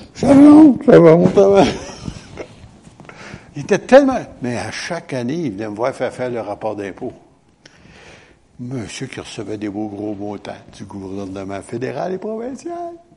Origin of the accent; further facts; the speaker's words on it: Quebec, Canada; on est Québécois